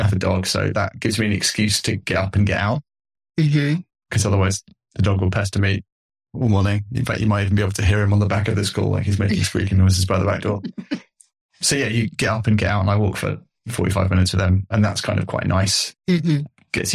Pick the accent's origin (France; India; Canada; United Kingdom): United Kingdom; as a British man